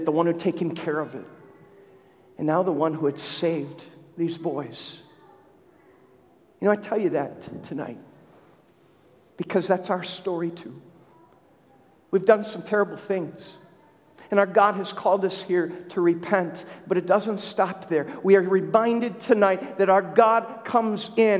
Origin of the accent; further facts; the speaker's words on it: Minnesota, United States; in Minnesota where I grew up